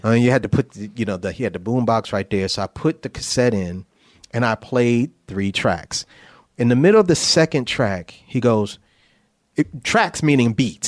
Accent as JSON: {"language": "English", "town": "New Haven", "region": "Connecticut", "country": "United States", "also_born_or_lived": "New York", "moved": "yes", "said": "I'm from New Haven, Connecticut"}